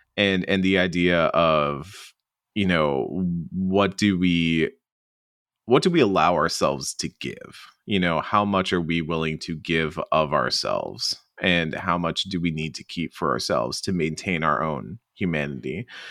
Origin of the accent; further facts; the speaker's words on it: the American South, United States; as a Southerner